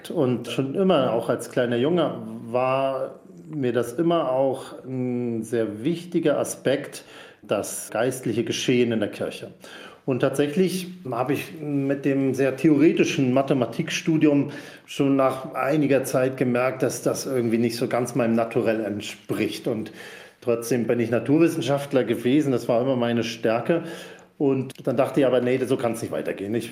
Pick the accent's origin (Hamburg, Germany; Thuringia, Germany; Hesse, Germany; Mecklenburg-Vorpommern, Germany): Mecklenburg-Vorpommern, Germany; Rügen; now in Füssen, Germany; gefunden und bin schließlich in Füssen gelandet, also 1000 Kilometer weg von der Heimat.